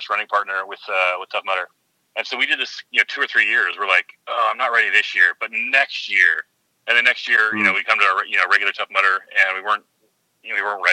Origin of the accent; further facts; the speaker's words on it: San Diego, California, United States; I hail from San Diego.